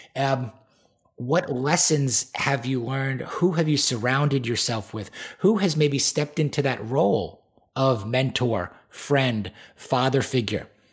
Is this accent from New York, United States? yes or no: yes; Great Neck, New York, United States; I was born and raised on Long Island, New York, the North Shore in a town called Great Neck